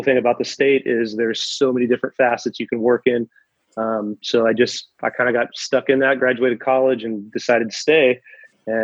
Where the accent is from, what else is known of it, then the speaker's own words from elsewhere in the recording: Red Bluff, California, United States; Well, I'm from Red Bluff, California. I've spent my whole life in Northern California.